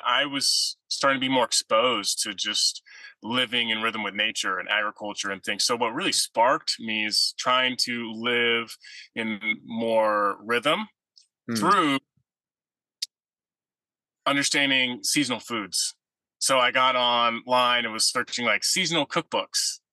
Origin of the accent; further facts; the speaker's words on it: San Diego, California, United States; I grew up in San Diego, California, number three of four children to my parents